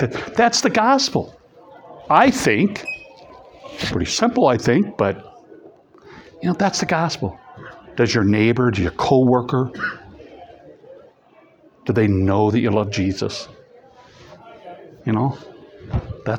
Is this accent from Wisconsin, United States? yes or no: no; East Peoria, Illinois, United States; moved away; also born or lived in Madison; I grew up in East Peoria